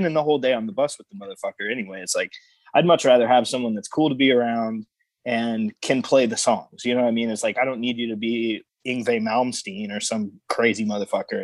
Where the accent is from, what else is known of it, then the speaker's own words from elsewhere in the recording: Nashville, Tennessee, United States; moved away as an adult; now in Indiana, United States; that's my hometown